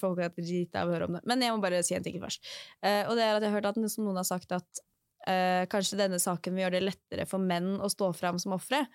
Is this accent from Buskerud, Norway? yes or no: yes; Drammen, Buskerud, Norway; moved away; når jeg bodde hjemme i Drammen